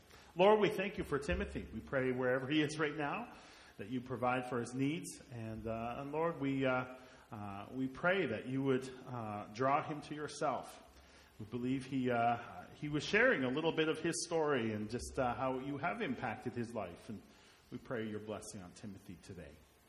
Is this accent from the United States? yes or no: no; Roblin, Canada; I grew up in Roblin